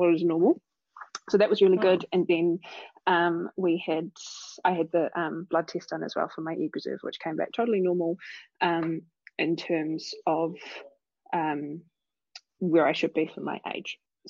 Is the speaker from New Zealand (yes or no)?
yes; Christchurch, Canterbury, New Zealand; moved away as an adult; also born or lived in Canada / Tauranga; I'm from Christchurch originally